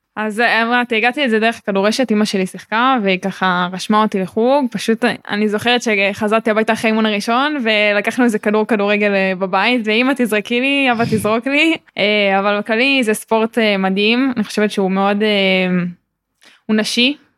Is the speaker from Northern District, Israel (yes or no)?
no; Ra'anana, Central District, Israel; אני גם בת 19 אה, מרעננה